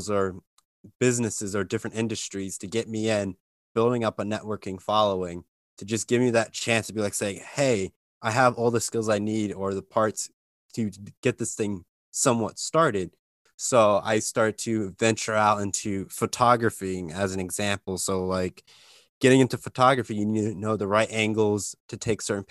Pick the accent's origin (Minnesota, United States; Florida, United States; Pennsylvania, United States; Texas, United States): Pennsylvania, United States; Lehigh Valley, Eastern; I'm from Eastern Pennsylvania, so Lehigh Valley.